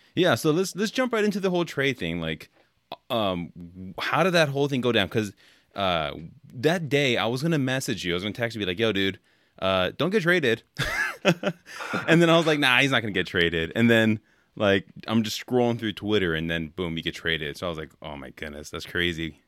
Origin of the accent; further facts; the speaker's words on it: California, United States; moved away; I grew up in California, so I grew up on In and Out